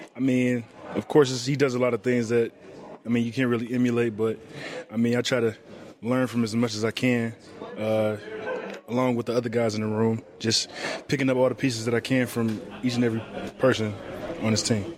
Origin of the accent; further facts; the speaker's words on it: Detroit, Michigan, United States; I'm from Detroit, Michigan.